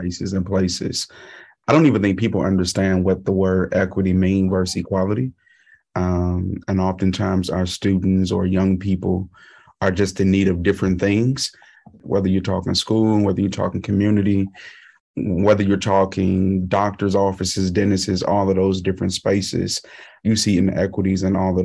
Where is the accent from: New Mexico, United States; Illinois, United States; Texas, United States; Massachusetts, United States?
Illinois, United States; Chicago; moved away as an adult; now in Iowa City, United States; I'm originally from Chicago